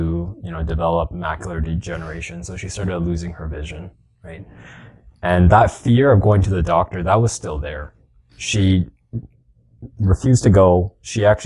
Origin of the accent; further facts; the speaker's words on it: Edmonton, Alberta, Canada; born and raised in Edmonton